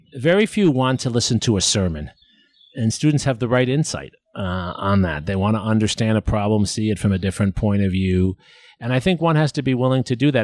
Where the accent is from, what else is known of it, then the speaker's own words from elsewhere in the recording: New York City, New York, United States; now in Austin, United States; I'm from New York City